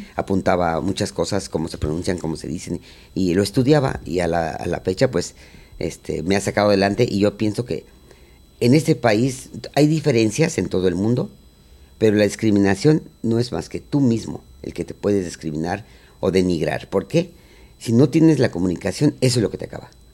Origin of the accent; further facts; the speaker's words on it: Mexico City, Mexico; moved away as an adult; now in United States; yo nací en la Ciudad de México, eh, soy tercera generación de charros